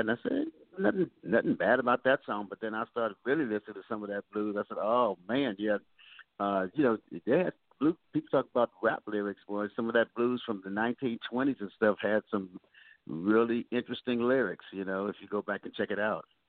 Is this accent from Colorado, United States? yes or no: no; Oakland, California, United States; also born or lived in Little Rock, Arkansas; I was raised in California, Oakland, California to be exact